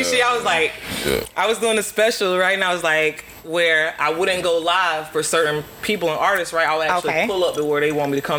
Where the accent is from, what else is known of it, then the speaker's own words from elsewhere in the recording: Winter Park, Florida, United States; I'm from Winter Park. You know, I got a little hood in me